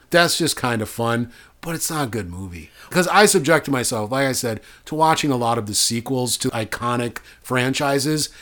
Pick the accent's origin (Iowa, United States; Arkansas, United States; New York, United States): Iowa, United States; Dyersville; moved away; It's where I'm from.